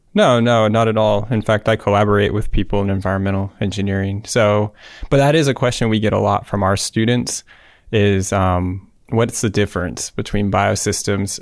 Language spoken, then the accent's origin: English; Davis, California, United States; Davis, U C Davis, in my hometown